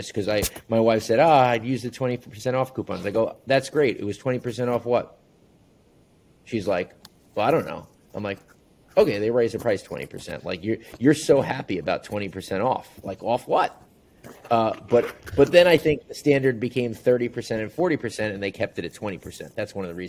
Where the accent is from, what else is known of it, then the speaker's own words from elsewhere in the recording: Long Island, New York, United States; moved away as an adult; also born or lived in Chicago; coming from, you know, the mecca of bagels, New York, Long Island